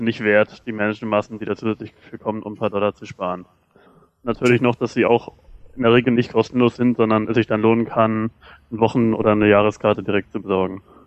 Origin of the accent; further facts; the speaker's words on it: Germany; wir Deutsche